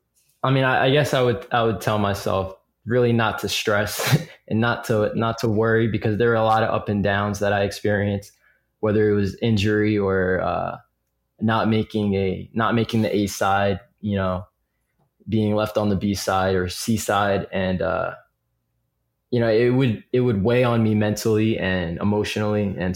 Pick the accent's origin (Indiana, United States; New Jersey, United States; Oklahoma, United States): New Jersey, United States; Piscataway; how does he know I'm from Piscataway? But then I realized I had a bracelet on that said the Piscataway Chiefs, which is our high school.